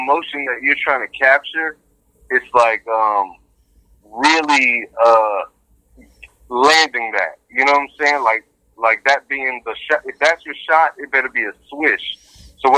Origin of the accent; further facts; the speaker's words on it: 757 Virginia, United States; moved away as an adult; also born or lived in New York / Dallas, Texas / Arlington, Texas; raised in Virginia